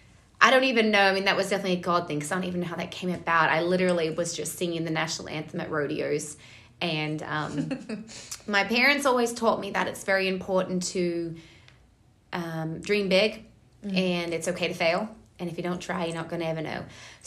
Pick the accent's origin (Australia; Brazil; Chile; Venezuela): Australia; So I originally grew up in Australia. My dad is a Australian champion bull rider and bareback rider, and my mom is an Australian